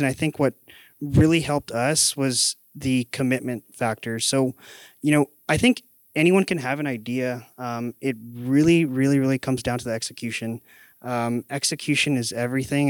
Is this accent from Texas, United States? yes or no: yes; McAllen, Texas, United States; moved away as an adult; now in San Antonio, United States; So I'm originally from the Valley, so McAllen, Texas, actually, about four hours south of here. I came to San Antonio in twenty thirteen